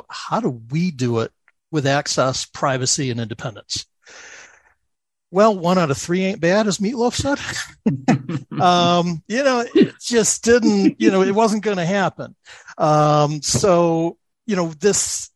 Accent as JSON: {"language": "English", "town": "Buffalo", "region": "New York", "country": "United States", "said": "I'm from Buffalo, so I'm in the upstate area."}